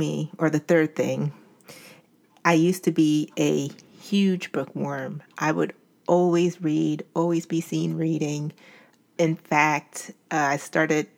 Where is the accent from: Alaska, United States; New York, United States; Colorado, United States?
New York, United States; Albany; moved away as an adult; now in Philadelphia, United States; I grew up in Albany, New York, and came to Philadelphia for college